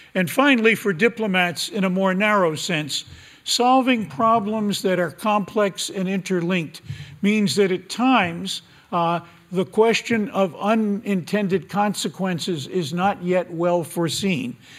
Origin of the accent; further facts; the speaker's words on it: United States; my country, America